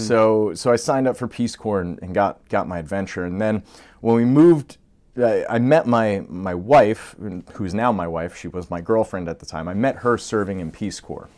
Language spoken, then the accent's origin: English; Long Island, New York, United States; also born or lived in Brooklyn; we grew up on Long Island